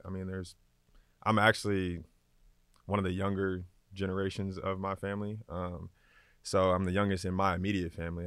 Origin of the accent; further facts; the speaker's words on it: Atlanta, Georgia, United States; Growing up on the west side of Atlanta, my most memorable things that I remember growing up was definitely the Falcons games.